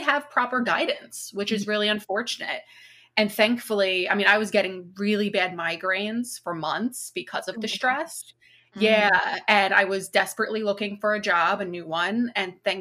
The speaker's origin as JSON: {"language": "English", "area": "Long Island", "region": "New York", "country": "United States", "said": "I'm from Long Island."}